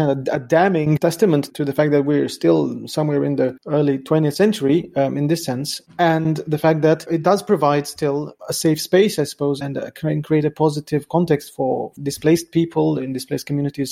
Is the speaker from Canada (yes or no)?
no; Romania; moved away; every time I go back to Romania, to my hometown